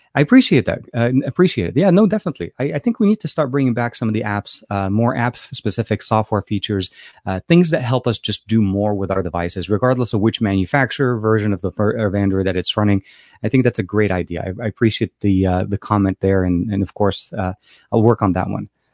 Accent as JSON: {"language": "English", "town": "Beirut", "region": "Beirut Governorate", "country": "Lebanon", "tie": "born or raised there", "moved": "yes", "said": "I'm actually from Lebanon, uh, Beirut, Lebanon, uh, Lebanese born"}